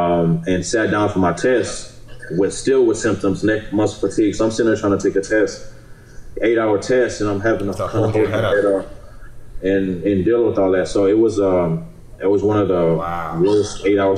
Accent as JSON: {"language": "English", "country": "Nigeria", "said": "because I'm from Nigeria. So I'm planning on doing things with my parents in Nigeria"}